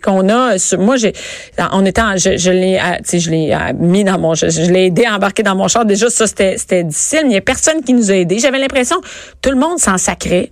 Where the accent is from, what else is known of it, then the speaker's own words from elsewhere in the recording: Rosemère, Quebec, Canada; je viens de Rosemère